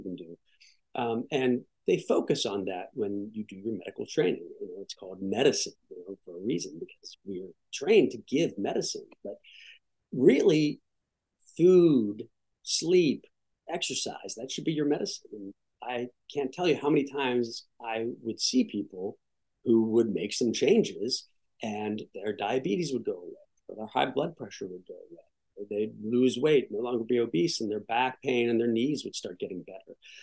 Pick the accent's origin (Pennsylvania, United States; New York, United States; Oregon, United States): Pennsylvania, United States; Pittsburgh; moved away as an adult; also born or lived in Michigan / Ohio; now in Washington, D.C. area, United States; I grew up in Pittsburgh, Pennsylvania